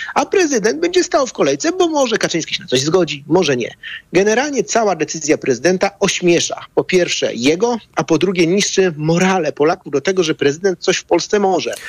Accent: Bydgoszcz, Kuyavian-Pomeranian Voivodeship, Poland; w Bydgoszczy, skąd jestem

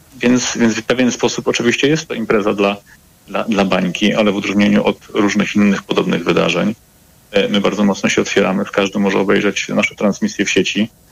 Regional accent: Łódź, Łódź Voivodeship, Poland; Jestem łodzianinem z krwi i kości

